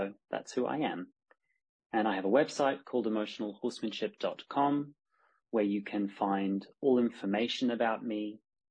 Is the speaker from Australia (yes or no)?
yes; Australia; now in Spain; I'm Australian by birth, but I live in Spain.